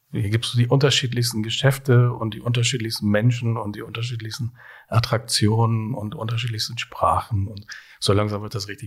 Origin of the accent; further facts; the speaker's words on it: Hamburg, Germany; was äh, vielleicht typisch für meinen Beruf als Hamburger Kaffeekaufmann ist.